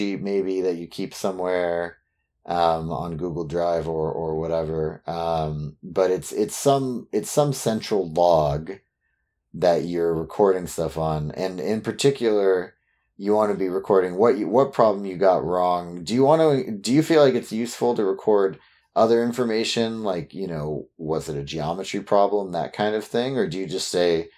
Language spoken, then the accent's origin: English; California, United States; I'm from California